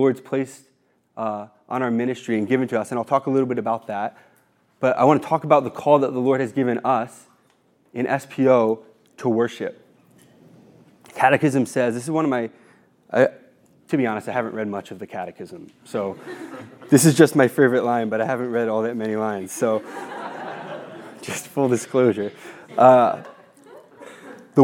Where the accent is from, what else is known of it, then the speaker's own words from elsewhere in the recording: New Jersey, United States; now in Ohio, United States; I'm from New Jersey